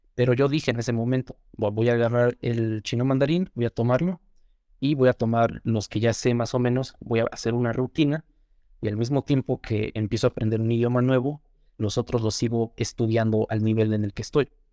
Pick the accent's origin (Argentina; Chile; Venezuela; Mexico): Mexico; first language Spanish; Yo me crié principalmente aquí en México, entonces nací aquí, evidentemente. Soy mexicano, siempre he vivido aquí